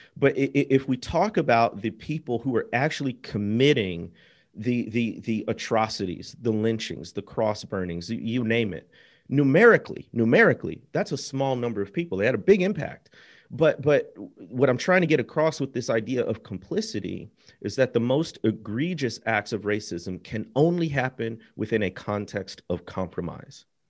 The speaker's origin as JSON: {"language": "English", "region": "Midwest", "country": "United States", "tie": "born or raised there", "moved": "as an adult", "lives_now": "Mississippi, United States", "said": "I grew up in the Midwest, and, uh, we were not an especially religious family."}